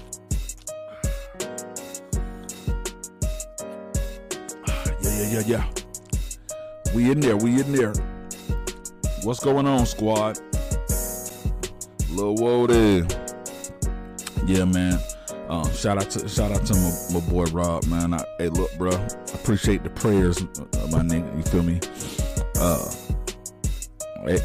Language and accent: English; Palm Beach County, South Florida, United States; I'm in South Florida. That's my hometown, and to Florida is my home state